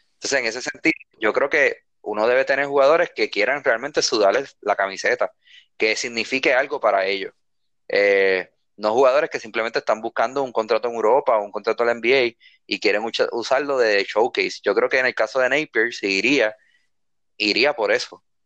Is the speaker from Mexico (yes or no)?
no; Bayamón, Puerto Rico; nosotros que somos de Bayamón